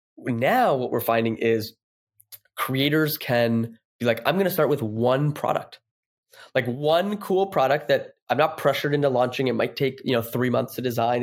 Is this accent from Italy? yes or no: no; Toronto, Ontario, Canada; moved away as an adult; now in San Francisco, United States; I'm from Toronto, s, and I go back home